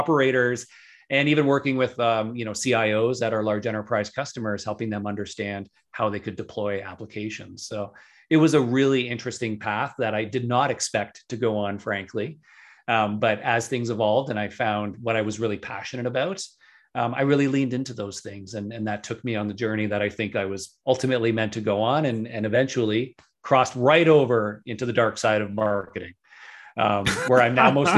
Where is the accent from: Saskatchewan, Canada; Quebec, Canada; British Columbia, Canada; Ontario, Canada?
Ontario, Canada; just outside of Toronto; here in my hometown, just outside of Toronto in Canada.